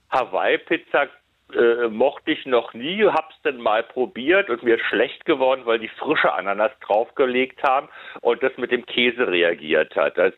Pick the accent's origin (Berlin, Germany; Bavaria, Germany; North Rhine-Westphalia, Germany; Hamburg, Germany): Berlin, Germany; born there; Ich wollte, ich wollte Kevin natürlich nur vermitteln, dass ich auch gebürtiger Westberliner bin.